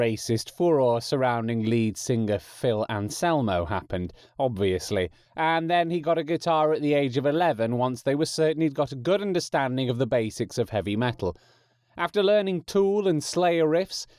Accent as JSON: {"language": "English", "region": "England", "country": "United Kingdom", "accent": "English", "said": "my natural English accent"}